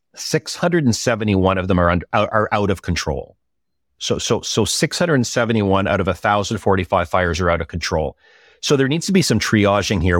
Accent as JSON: {"language": "English", "town": "Pembroke", "region": "Ontario", "country": "Canada", "tie": "born or raised there", "lives_now": "Ottawa, Canada", "said": "I grew up in Pembroke in the Ottawa Valley. I live in Ottawa now"}